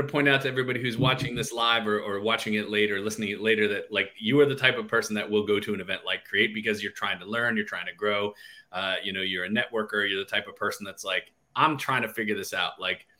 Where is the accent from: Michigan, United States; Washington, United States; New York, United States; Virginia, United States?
Michigan, United States; Detroit; now in New Jersey, United States; I grew up in Detroit where we speak Greek food